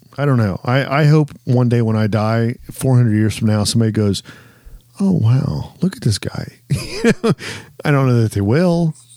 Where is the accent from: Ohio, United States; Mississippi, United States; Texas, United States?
Ohio, United States; growing up in Ohio